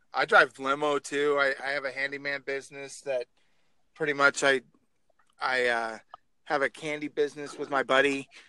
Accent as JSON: {"language": "English", "region": "Oregon", "country": "United States", "moved": "yes", "lives_now": "North Dakota, United States", "said": "I'm from Oregon originally"}